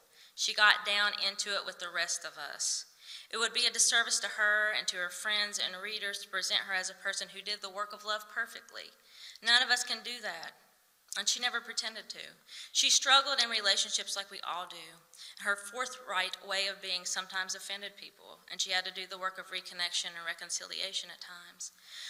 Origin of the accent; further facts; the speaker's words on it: Appalachia, United States; also born or lived in Berea, Kentucky; As we Appalachian folks are fond of saying